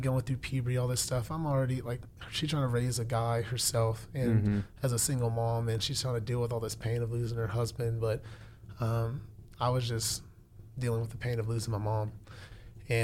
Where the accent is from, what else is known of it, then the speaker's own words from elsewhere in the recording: Houston, Texas, United States; I was born in Houston.